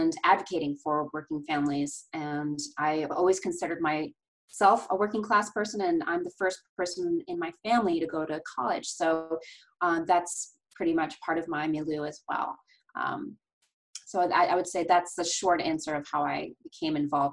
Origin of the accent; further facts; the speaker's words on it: Baldwinsville, New York, United States; I grew up in Baldwinsville, New York, which is in central New York